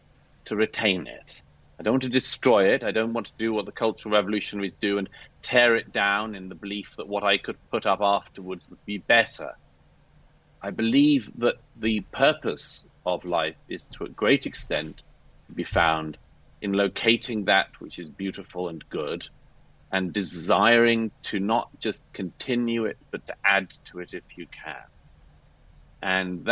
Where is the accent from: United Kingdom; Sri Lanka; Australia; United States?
United Kingdom; I'm British by birth